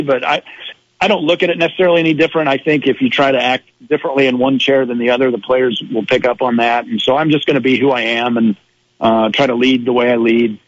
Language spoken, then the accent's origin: English; Iowa, United States; I am a Midwesterner. I'm, you know, from small town Iowa.